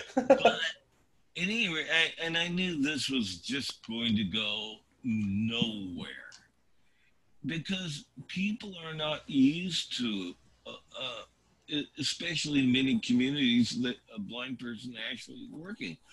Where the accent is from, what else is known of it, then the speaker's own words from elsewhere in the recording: California, United States; moved away as an adult; now in Oregon, United States; I grew up in California and lived much of my life there until I came to Oregon uh, about 2000